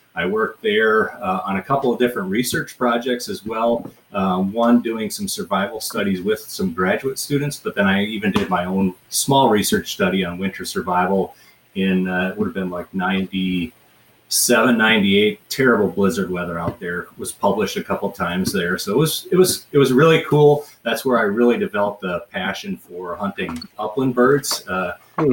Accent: Trimont, Minnesota, United States; moved away; I was born in Southwest Minnesota, uh, in farm country.

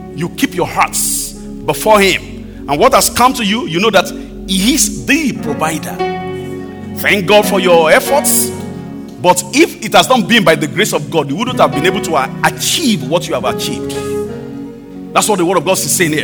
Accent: Akure, Ondo, Nigeria; my hometown, even in, my, in Akure, you know, very rural area.

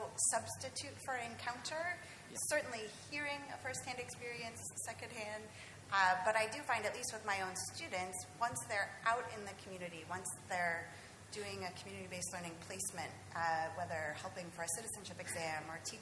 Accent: California, United States; I'm from California

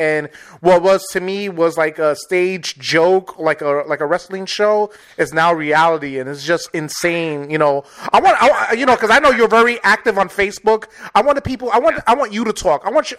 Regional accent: New York City, New York, United States; now in Wisconsin, United States; It's weird because I moved from New York to the Midwest. I'm living in Wisconsin now, and I never realized how many Trump supporters are in Wisconsin. It's like New York, you know, we're from the city, from diversity

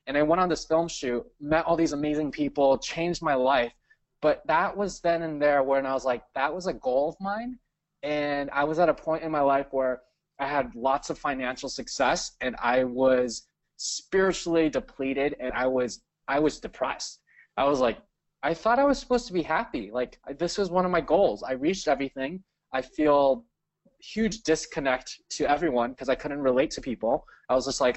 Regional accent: Cerritos, California, United States; I grew up in California

